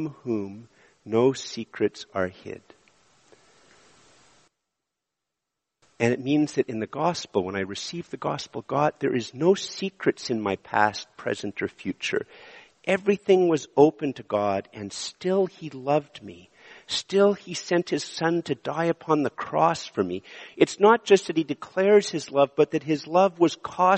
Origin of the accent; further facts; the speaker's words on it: Montreal, Quebec, Canada; moved away as an adult; also born or lived in Ottawa; I'm from Montreal. When I moved to Ottawa, I thought I was moving to a smaller place